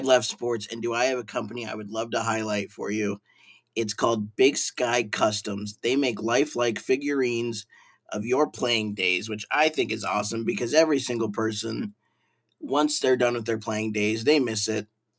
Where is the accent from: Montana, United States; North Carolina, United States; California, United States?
Montana, United States; Great Falls; moved away; I'm originally from Great Falls